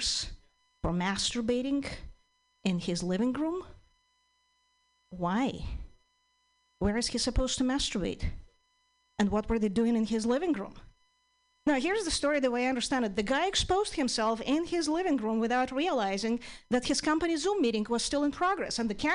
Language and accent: English; Ukraine; English is a second language; moved away as an adult; now in United States; I'm originally from Ukraine